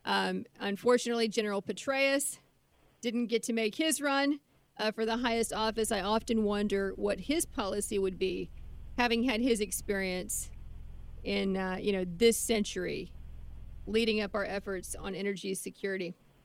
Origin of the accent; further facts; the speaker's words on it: Ohio, United States; six of those guys are from Ohio, my home state.